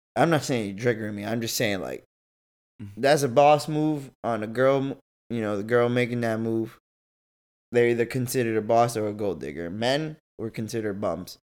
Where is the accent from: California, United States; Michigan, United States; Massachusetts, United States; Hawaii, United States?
Massachusetts, United States; I was born in Massachusetts